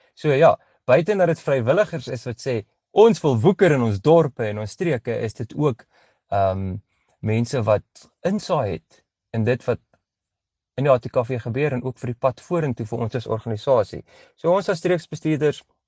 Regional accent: Pretoria, Gauteng, South Africa; now in Bloemfontein, South Africa; ek is eintlik oorspronklik van Pretoria af. Ek is 'n Pretoriaaner

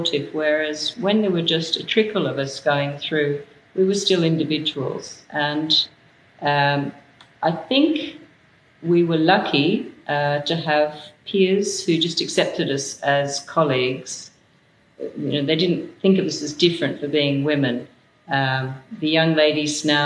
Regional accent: Australia; I'm Australian

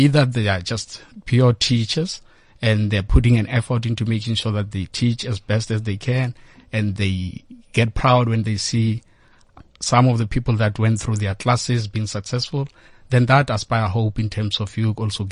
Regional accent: Bushbuckridge, Mpumalanga, South Africa; I grew up in Bushbuck Ridge.

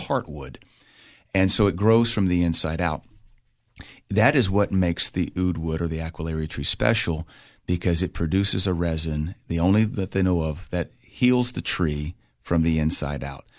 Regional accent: United States; me being the American

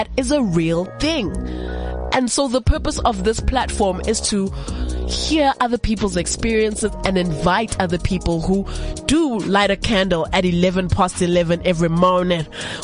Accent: South Africa; being a South African woman

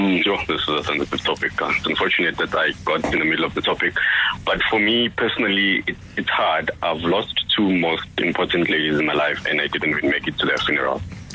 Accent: Durban, KwaZulu-Natal, South Africa; now in Johannesburg, South Africa; because I moved province, like initially I'm from Durban, but now I'm in Joburg.

